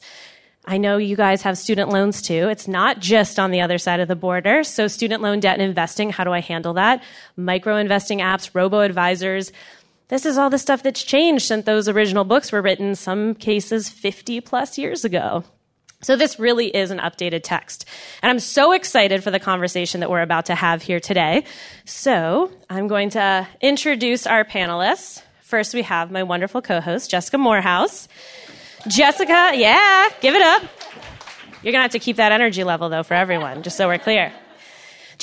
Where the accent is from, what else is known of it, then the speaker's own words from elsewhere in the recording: United States; I am an American